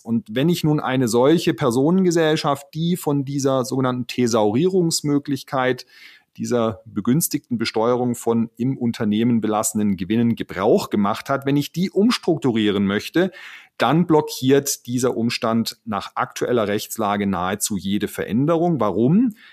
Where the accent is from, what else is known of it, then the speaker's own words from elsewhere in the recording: Baden-Württemberg, Germany; bei uns in Baden-Württemberg